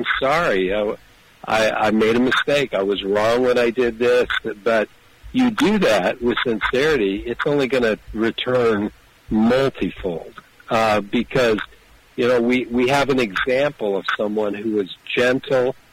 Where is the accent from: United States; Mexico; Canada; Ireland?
United States; Kansas; And I love my home state that is in the center of the universe, or actually the center of America.